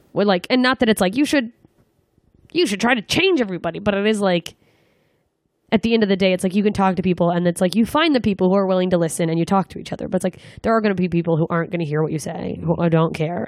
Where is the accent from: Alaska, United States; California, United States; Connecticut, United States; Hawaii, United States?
Alaska, United States; Anchorage; now in Los Angeles, United States; I'm coming back to my hometown, Anchorage, Alaska